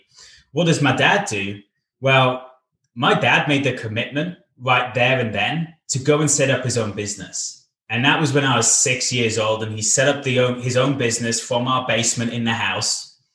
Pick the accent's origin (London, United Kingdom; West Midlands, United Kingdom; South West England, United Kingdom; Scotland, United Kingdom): South West England, United Kingdom; Bath; now in Wales; And we moved from Bath, my home city in England. We moved over to Wales. So over to Cardiff in Wales, the capital city of Wales